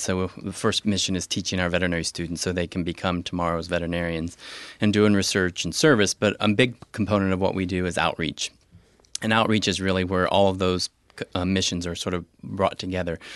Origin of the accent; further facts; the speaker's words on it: rural Appalachian West Virginia, United States; moved away as an adult; now in Columbus, United States; I, came from a rural Appalachian, West Virginia